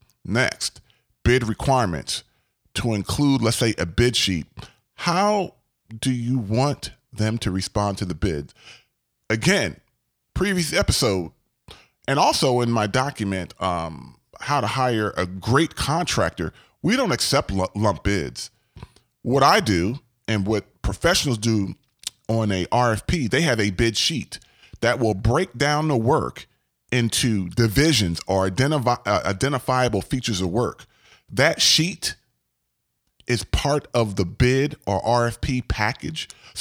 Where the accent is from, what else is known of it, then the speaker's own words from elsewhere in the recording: Gaithersburg, Maryland, United States; I grew up in Gaithersburg, Maryland, and there was a area known as Montgomery Village.